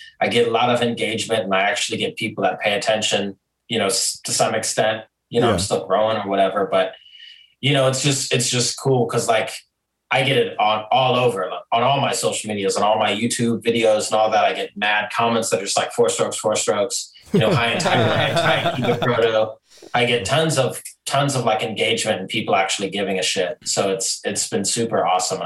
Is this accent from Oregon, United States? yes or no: no; Glendale, Arizona, United States; moved away as an adult; now in Nashville, United States; I grew up in Glendale. Yeah, I grew up in Glendale, right across the street from Westgate.